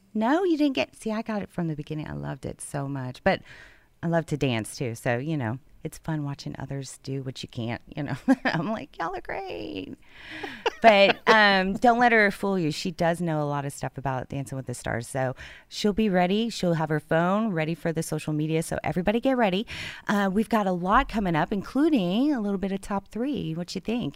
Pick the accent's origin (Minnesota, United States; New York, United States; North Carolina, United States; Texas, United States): Texas, United States; Houston; moved away as an adult; now in Conroe, United States; I'm from Houston.